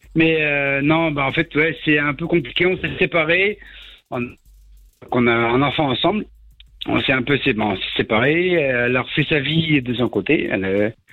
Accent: the North, north of France, France; moved away as an adult; je suis du Nord, donc euh, j'étais là-haut et j'ai quitté le Nord pour venir dans le Sud

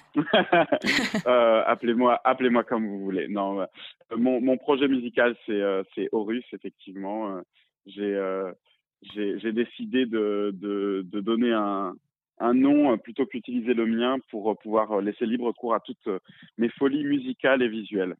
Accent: Réunion; moi j'ai grandi à La Réunion, je suis réunionnais

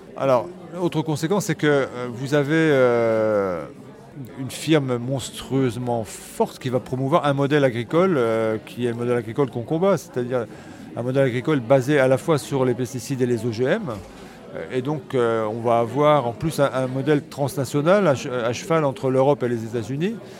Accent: Picardy, Hauts-de-France, France; chez moi en Picardie

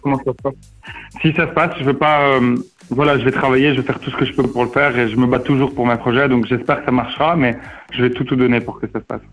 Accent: Mexico; moved away; mon pays d'origine, donc le Mexique

